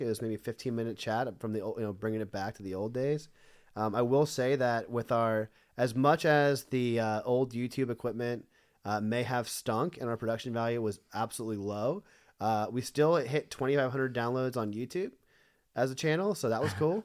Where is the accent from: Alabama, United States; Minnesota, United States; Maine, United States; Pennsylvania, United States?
Pennsylvania, United States; I'm also from Pennsylvania